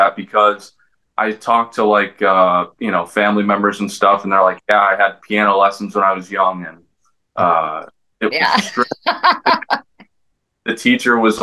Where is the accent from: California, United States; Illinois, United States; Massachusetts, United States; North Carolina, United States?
California, United States; Los Angeles; I'm from Los Angeles. I'm born and raised.